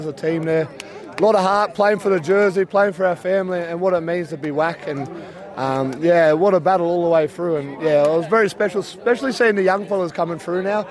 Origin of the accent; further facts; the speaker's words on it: Ivanhoe, New South Wales, Australia; I'm from Ivanhoe, far west east